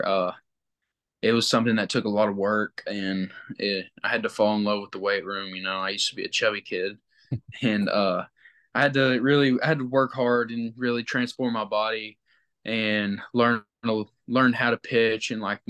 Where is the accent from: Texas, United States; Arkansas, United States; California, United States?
Arkansas, United States; Batesville; I'm from Batesville